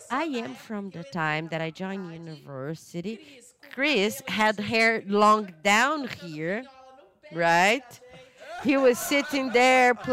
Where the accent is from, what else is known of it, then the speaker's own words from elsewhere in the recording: Fortaleza, Ceará, Brazil; I am from Fortaleza in Ceará, and then when you go to Rio Grande do Norte, it feels like you are in a different country with a different culture